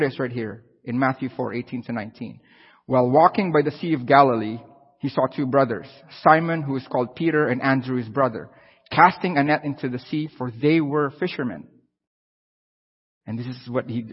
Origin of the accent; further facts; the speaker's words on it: Philippines; now in Canada; I'm from the Philippines